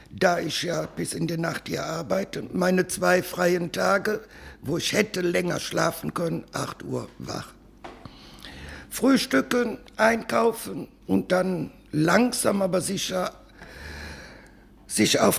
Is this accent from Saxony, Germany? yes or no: no; Cologne, North Rhine-Westphalia, Germany; Nein, ursprünglich komme ich aus der Südstadt.